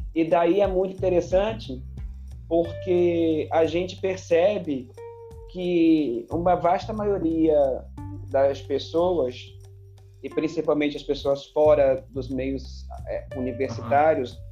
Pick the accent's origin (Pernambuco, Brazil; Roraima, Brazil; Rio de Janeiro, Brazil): Rio de Janeiro, Brazil; Campos dos Goytacazes; also born or lived in São Fidélis, Brazil; eu nasci em Campos, fui criado aí nesse, nessa ponte aérea. Campos, São Fidélis.